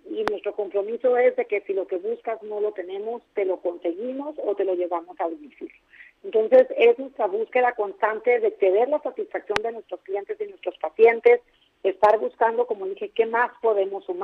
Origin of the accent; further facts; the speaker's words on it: Tijuana, Baja California, Mexico; born there; Nací en Tijuana, David, hace casi 60 años